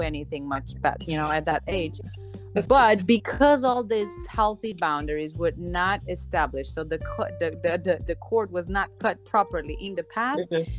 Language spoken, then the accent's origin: English; Slovenia; now in Dominican Republic; I'm originally from Slovenia, but I'm living in the Dominican Republic